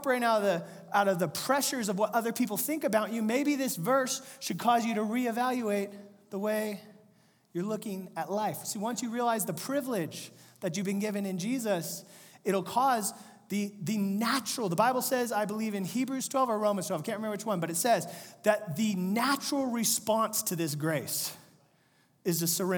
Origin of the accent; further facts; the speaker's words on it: Central/Northern California, United States; we're from Central California